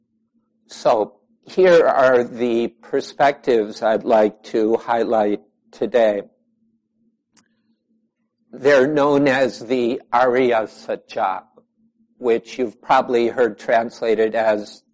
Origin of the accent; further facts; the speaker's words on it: United States; also born or lived in Chicago; now in Southwest Wisconsin, United States; most of us here are Americans one way or another